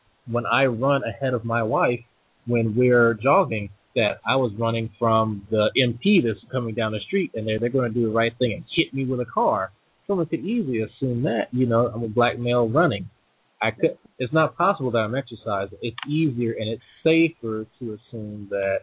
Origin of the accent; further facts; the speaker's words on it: Slidell, Louisiana, United States; I grew up in Slida, Louisiana